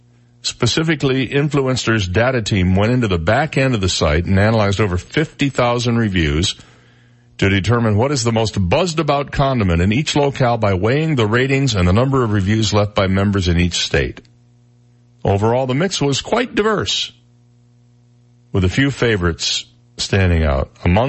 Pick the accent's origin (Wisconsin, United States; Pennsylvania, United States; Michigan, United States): Michigan, United States; My home state of Michigan, it was Bertolli Alfredo with aged Parmesan cheese sauce.